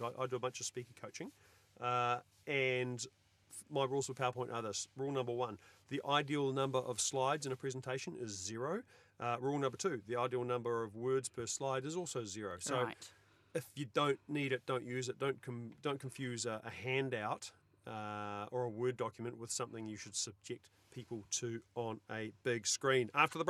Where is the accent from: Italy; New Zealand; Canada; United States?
New Zealand; Because I'm a New Zealander.